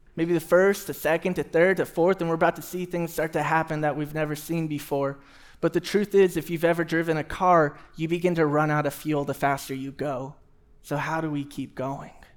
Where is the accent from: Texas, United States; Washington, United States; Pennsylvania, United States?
Texas, United States; Houston; moved away; I grew up in Houston, Texas, and we had a ton of trees everywhere